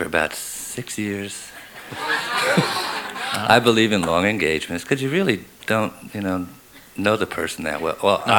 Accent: South Orange, New Jersey, United States; born or raised there; moved away as an adult; now in Addison, United States

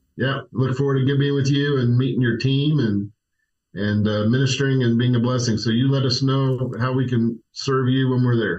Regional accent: Tulsa, Oklahoma, United States; moved away; grew up in Tulsa

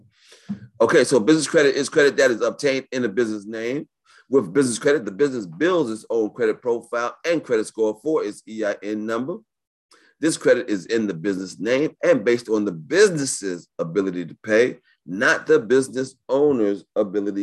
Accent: New York, United States; I was raised in New York.

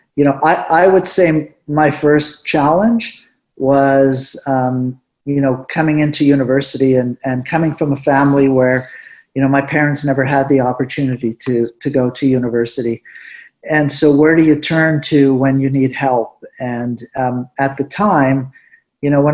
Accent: Winnipeg, Manitoba, Canada; first language Spanish; English is a second language; also born or lived in Morocco; I was just lucky again to be hired back in my hometown of Winnipeg

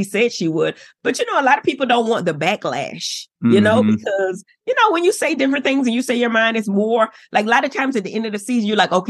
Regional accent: Miami, Florida, United States; I'm from Miami. They come hard in Miami.

